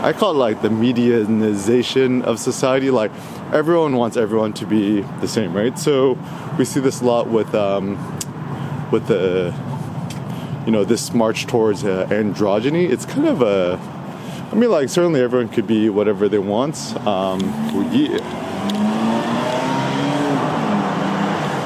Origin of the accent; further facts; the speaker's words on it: Bay Area, California, United States; also born or lived in Los Angeles, California; I'm from the Bay Area, I still got my 510 area code